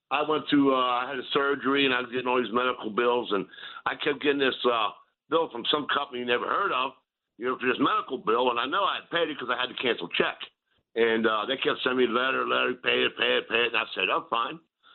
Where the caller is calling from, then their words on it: Steubenville, Ohio, United States; I'm calling from Steubenville, Ohio.